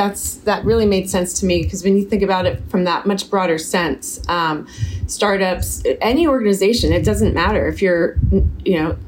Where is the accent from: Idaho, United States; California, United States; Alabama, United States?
California, United States; Silicon Valley; I grew up in Silicon Valley